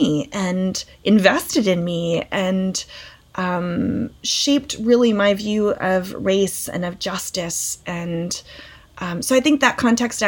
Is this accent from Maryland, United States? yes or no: yes; Calvert County, Maryland, United States; I grew up in Calvert County, which it's not very far from DC